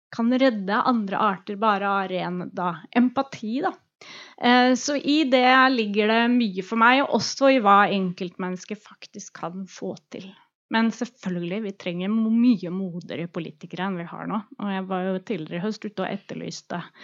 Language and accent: Norwegian; Oslo, Norway; also born or lived in Drammen; Så jeg er Oslo-jente